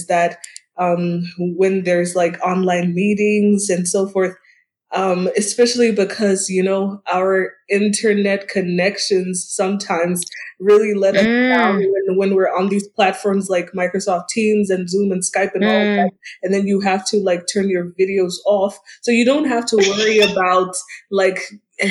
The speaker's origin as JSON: {"language": "English", "town": "Gaborone", "region": "South-East District", "country": "Botswana", "tie": "born or raised there", "said": "I basically grew up in Botswana in Gaborone"}